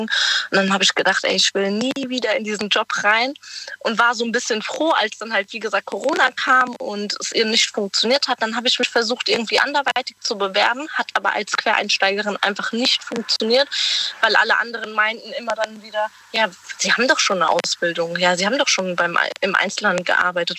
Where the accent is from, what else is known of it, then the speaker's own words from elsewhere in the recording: Germany; ich komme aus der Nähe von Weinheim